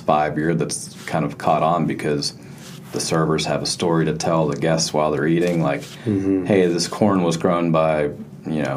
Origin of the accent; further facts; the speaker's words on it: Western Pennsylvania, United States; moved away; the area that I'm from, which is Western Pennsylvania